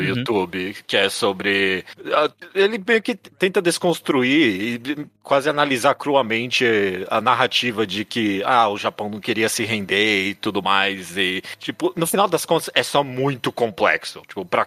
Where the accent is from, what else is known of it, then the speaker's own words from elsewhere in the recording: Brazil; mesmo a gente sendo brasileiro